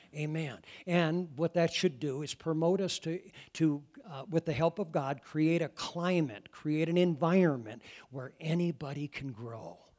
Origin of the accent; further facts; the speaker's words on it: Iowa, United States; moved away; I come from Iowa